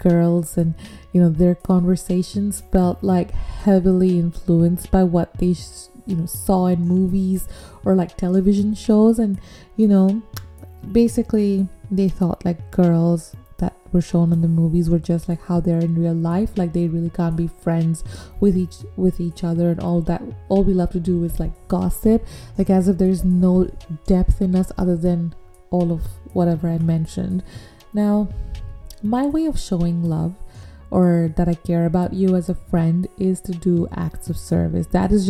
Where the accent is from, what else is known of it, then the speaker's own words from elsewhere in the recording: United Arab Emirates; growing up in Dubai, even though you're Bangladeshi, I feel like there are some very distinct cultural differences